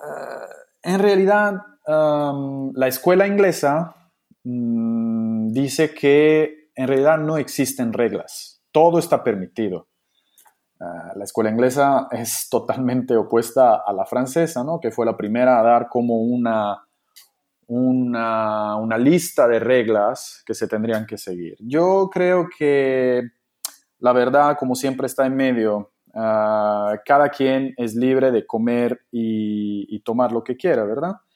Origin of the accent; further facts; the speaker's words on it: Italy; Spanish is a second language; siendo italiano